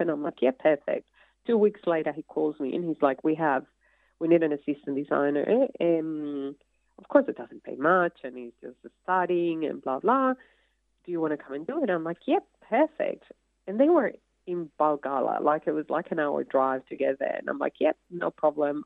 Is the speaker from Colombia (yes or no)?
yes; Colombia; English is a second language; moved away as an adult; now in Australia; you come from Colombia with a little bit of American kind of knowledge of English